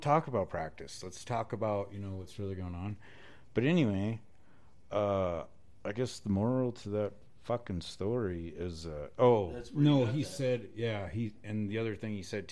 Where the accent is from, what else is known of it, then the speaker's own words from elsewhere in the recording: South Dakota, United States; now in Casper, United States; I'm originally from South Dakota